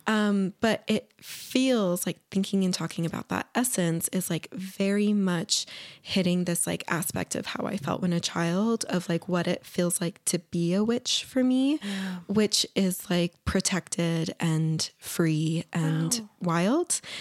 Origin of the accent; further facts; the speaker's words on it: Ogden, Utah, United States; I grew up in Ogden